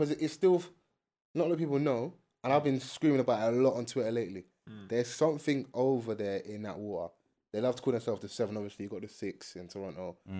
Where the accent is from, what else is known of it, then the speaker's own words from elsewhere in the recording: London, United Kingdom; We're from South London.